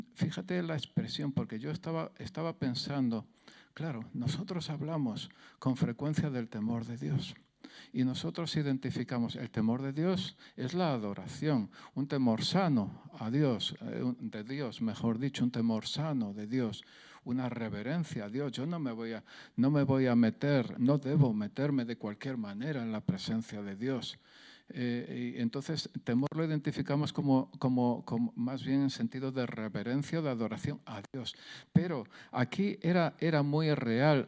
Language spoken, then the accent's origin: Spanish; Jaén, Andalusia, Spain; accent: southern Spanish; Yo soy de Jaén, soy del sur de España, el acento se me nota